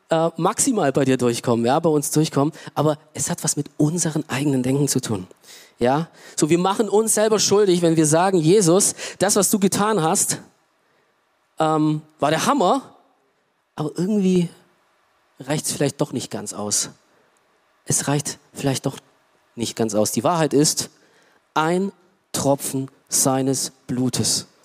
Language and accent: German; Romania; German is a second language; now in Germany; Ja, ich komme aus Rumänien ähm, und äh, und ich, damals habe ich mich auch echt geschämt dafür, dass ich aus einem Land komme, arm, wirtschaftlich, äh, so, ja.